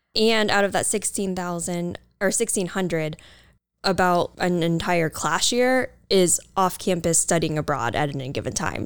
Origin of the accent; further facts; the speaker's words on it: Manchester, Maine, United States; moved away as an adult; also born or lived in Australia; I am originally from Manchester, Maine